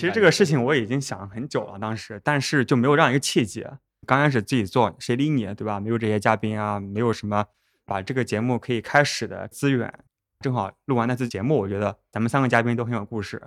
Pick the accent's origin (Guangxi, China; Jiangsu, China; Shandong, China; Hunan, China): Jiangsu, China; Northern; also born or lived in United States / Japan; now in Shanghai, China; 我家也是在苏北